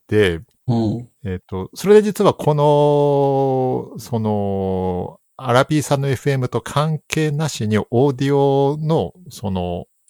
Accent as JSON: {"language": "Japanese", "region": "Saitama", "country": "Japan", "tie": "born or raised there", "moved": "yes", "said": "埼玉県で生まれ育っております"}